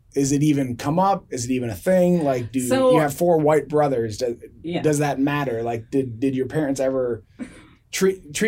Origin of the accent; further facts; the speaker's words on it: United States; I grew up in America, my ancestors from America.